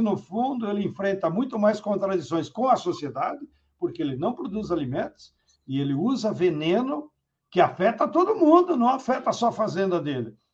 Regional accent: Rio Grande do Sul, Brazil; Eu, como gaúcho, então tenho que me referenciar nas minhas raízes históricas.

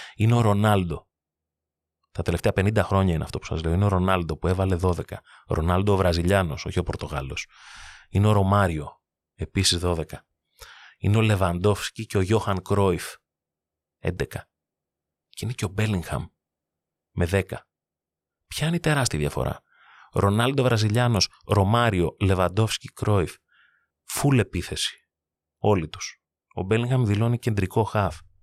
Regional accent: Greece; ως Έλληνες

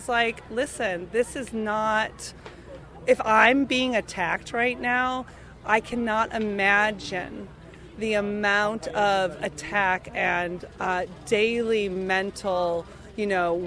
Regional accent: Minneapolis, Minnesota, United States; I was raised in Minneapolis, Minnesota

